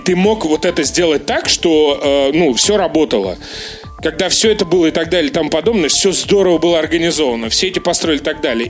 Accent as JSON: {"language": "Russian", "country": "Russia", "said": "я из России"}